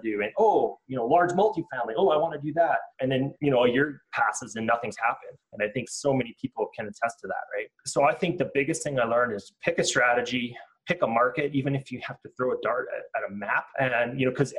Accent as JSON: {"language": "English", "country": "Canada", "said": "as a Canadian"}